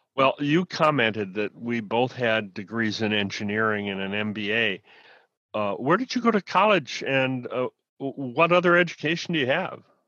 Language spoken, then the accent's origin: English; Midwest, United States; I grew up in the Midwest.